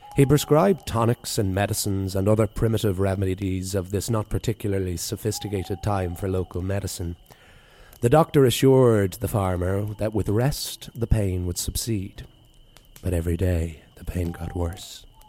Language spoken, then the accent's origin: English; East Coast of Ireland, Ireland; moved away; experiences of my life growing up on the East Coast there